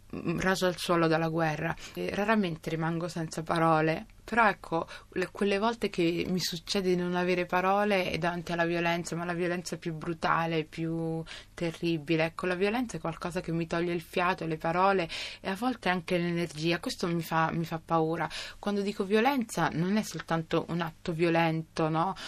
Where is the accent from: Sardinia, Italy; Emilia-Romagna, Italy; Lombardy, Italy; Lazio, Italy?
Lazio, Italy; Rome; Io sono nata a Roma da genitori somali